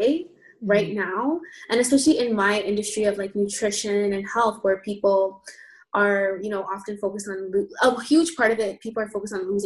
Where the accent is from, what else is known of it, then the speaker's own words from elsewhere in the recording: Toronto, Ontario, Canada; I live in Canada, so I'm from Toronto, born and raised, and I was educated in Canada as well